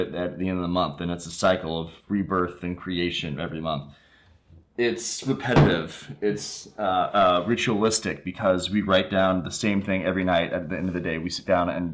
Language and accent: English; Indiana, United States; we're from Indiana